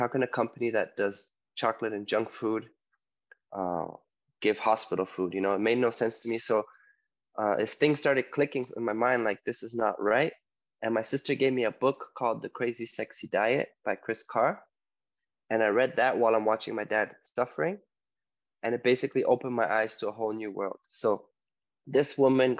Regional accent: Toronto, Ontario, Canada; moved away as an adult; also born or lived in Poland; now in Mallorca, Spain; originally from Poland, but I grew up in Toronto, Ontario, Canada. And right now I'm living in Mallorca, Spain

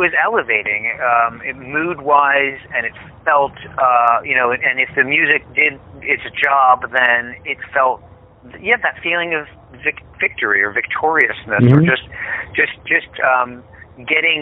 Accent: Pennsylvania, United States; when we grew up, we grew up in Pennsylvania

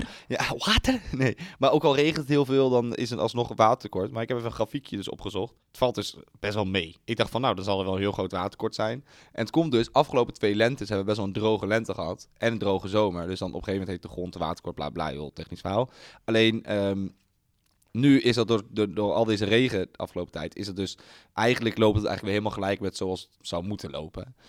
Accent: Apeldoorn, Gelderland, Netherlands; also born or lived in Amersfoort; ik kom natuurlijk uit Apeldoorn. Dus hè, dan, daar heb je het meest mee, daar ben je opgegroeid

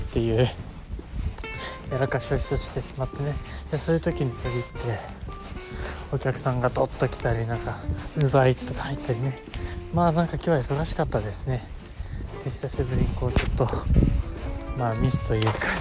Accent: Japan; 僕の地元の小林駅

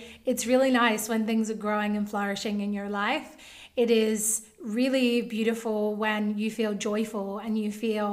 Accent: Australia; I'm from Australia

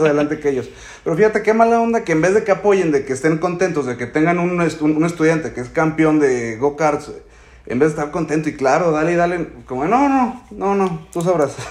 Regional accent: Mexico; como mexicano

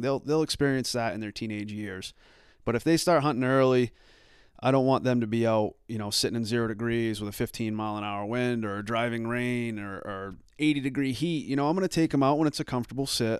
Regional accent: Arundel, Maine, United States; also born or lived in Dayton, Maine; I grew up in Arundel, um, lived there

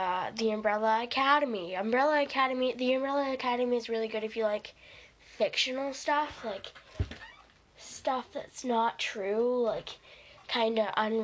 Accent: Canada; I'm Canadian.

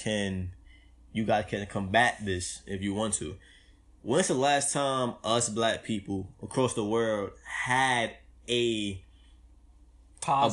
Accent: New York City, New York, United States; I'm born and raised in Brooklyn.

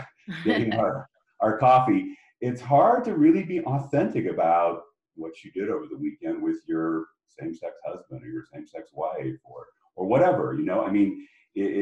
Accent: Spokane, Washington, United States; I grew up in Spokane, Washington, and it was a great place to be from

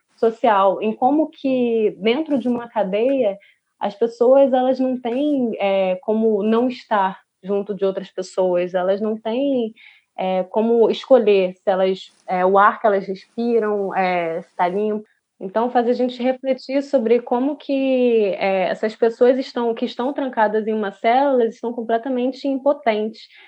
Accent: São Gonçalo, Rio de Janeiro, Brazil; eu sou da periferia, sou de São Gonçalo

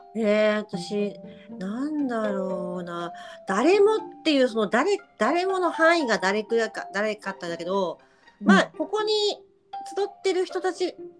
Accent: Hokkaido, Japan; 私地元が北海道なんで

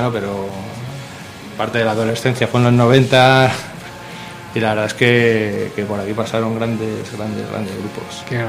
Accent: Guadalajara, Castilla-La Mancha, Spain; venimos de Guadalajara.

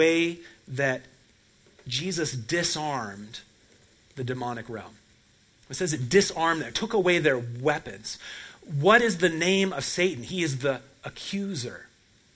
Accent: Portland, Oregon, United States; moved away; Portland, Oregon, my hometown

